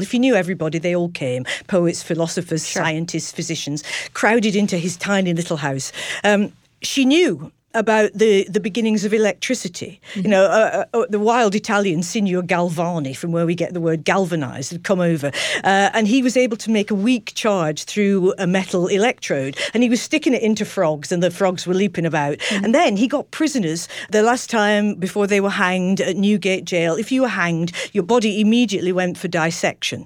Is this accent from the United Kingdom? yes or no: yes; Manchester, North West England, United Kingdom; I was born in Manchester